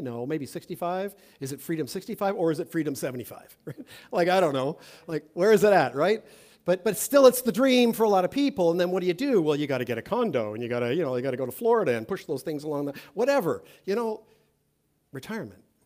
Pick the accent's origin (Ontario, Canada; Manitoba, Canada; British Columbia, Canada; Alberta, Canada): Ontario, Canada; Toronto; I'm from Toronto